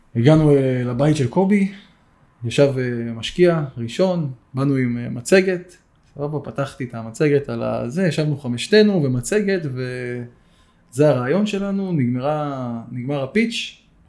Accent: Eilat, Southern District, Israel; moved away as an adult; now in Kfar Sirkin, Israel; במקור גדלתי באילת

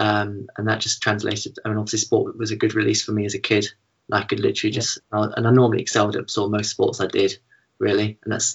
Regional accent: Findon, South East England, United Kingdom; I was born in a little village called Findon, so it's about half an hour east of Chichester

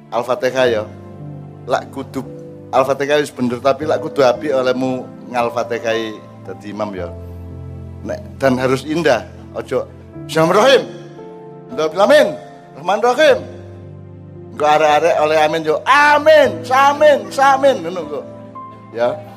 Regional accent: Java, Indonesia; Kita kita sudah diajari sebelum Islam datang kita sudah diajari oleh mbah-mbah kita orang Jawa

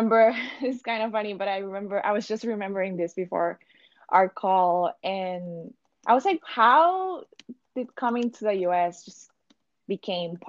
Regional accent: Tegucigalpa, Francisco Morazán, Honduras; moved away as an adult; now in United States; I went to a bilingual private school back in Tegucigalpa. That's my hometown

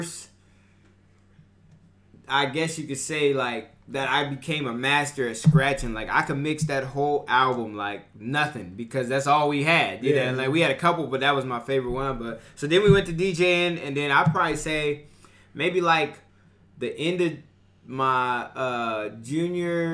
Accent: Bakersfield, California, United States; Born and raised Bakersfield, California

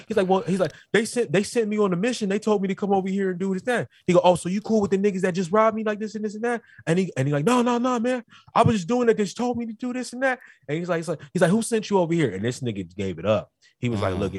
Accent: North Carolina, United States; now in California, United States; I'm not even really from Cali. I'm from North Carolina

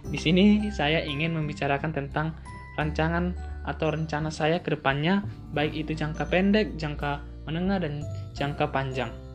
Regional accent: Pematang Siantar, North Sumatra, Indonesia; Saya berasal dari Kota Pematang Siantar, Provinsi Sumatera Utara.

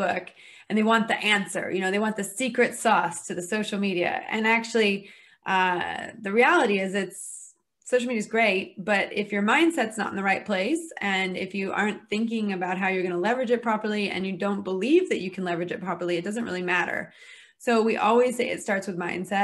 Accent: United States; moved away as an adult; now in United Kingdom; I am American, although I operate my business in the UK because I'm married to a Brit

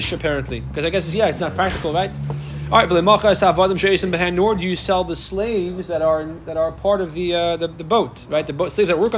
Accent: Syracuse, New York, United States; I grew up in Syracuse

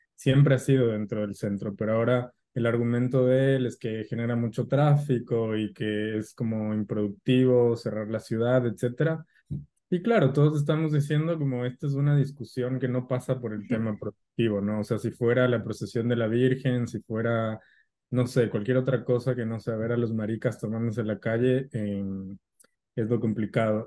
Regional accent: Ecuador; mi país

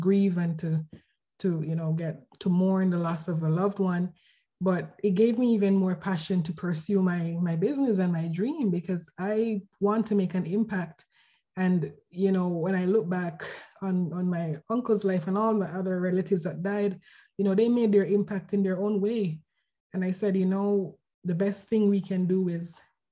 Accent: Jamaica; moved away as an adult; also born or lived in Vancouver, Canada; now in Canada; I'm from Jamaica, and I moved to Canada a few years ago to pursue my MBA at UBC

